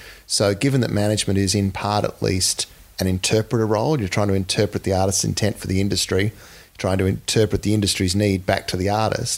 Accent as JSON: {"language": "English", "town": "Townsville", "region": "Queensland", "country": "Australia", "tie": "born or raised there", "moved": "yes", "said": "I grew up in North Queensland in Townsville"}